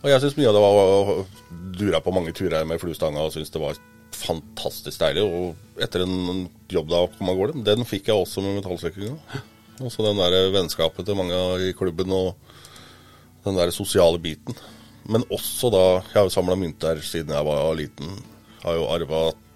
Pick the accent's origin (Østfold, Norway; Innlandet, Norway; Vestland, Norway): Innlandet, Norway; Gudbrandsdalen; moved away; jeg er jo gudbrandsdøl